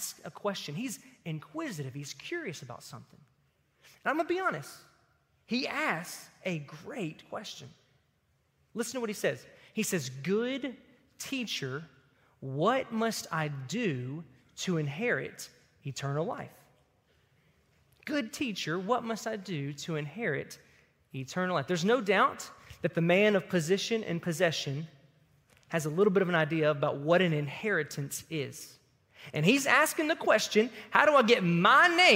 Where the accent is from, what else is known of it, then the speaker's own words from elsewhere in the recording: Tipton County, Tennessee, United States; that's a real country term from my hometown in Tipton County that just means without any hindrance or any hesitation. Growing up in Tipton County